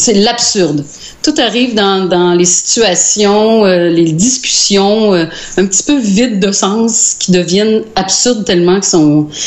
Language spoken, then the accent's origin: French; Sainte-Sophie, Quebec, Canada; …, puis je viens de Sainte-Sophie.